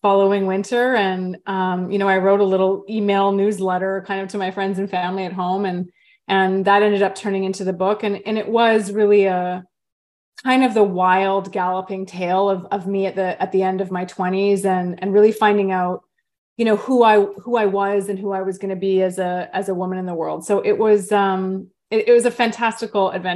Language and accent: English; Vancouver, British Columbia, Canada; now in Bainbridge Island, United States; the nature that I grew up with as a little one growing up in Vancouver, Canada